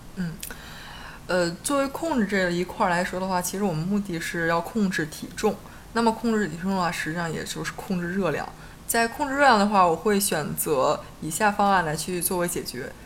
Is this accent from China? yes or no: yes; China; 我们中国人的这个饮食环境里面，比较传统，喜欢兼油烹炸